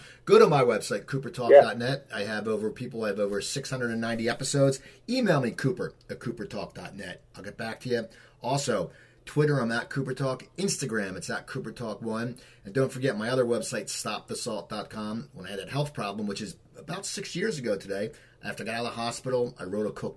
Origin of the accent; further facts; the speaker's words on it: Cherry Hill, New Jersey, United States; also born or lived in Los Angeles; I grew up in Cherry Hill, New Jersey.